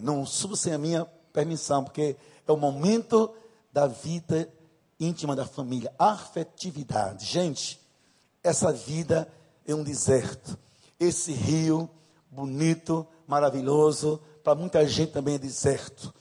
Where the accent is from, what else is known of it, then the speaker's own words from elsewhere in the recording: Northeast Region, Brazil; accent: Nordeste; Vou usar uma linguagem bem nordestina, me perdoem, mas eu sou nordestina. Não moro. Esse sotaque não é da Suíça, né, de Nova York, é de Nordeste mesmo